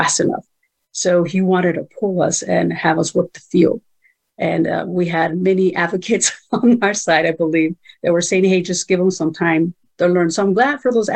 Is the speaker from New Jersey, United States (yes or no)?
no; Greenfield, California, United States; first language Spanish; English is a second language; also born or lived in Mexico; Greenfield, California, where we ended up, my hometown, where we grew up and went to school there